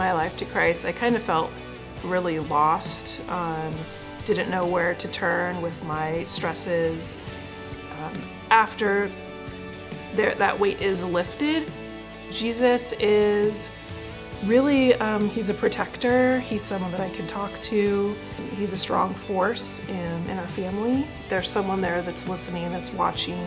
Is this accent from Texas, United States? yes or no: no; Prosser, Washington, United States; I grew up in Prosser, it's in Eastern Washington